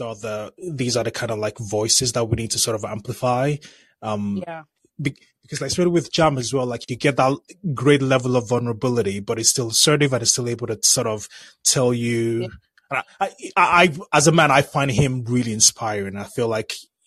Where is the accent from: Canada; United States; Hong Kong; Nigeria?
Nigeria; I'm a Nigerian as well